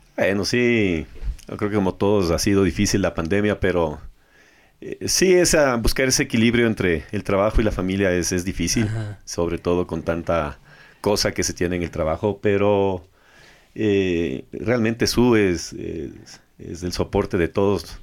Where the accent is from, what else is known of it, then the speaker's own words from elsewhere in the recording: Ecuador; como ecuatorianos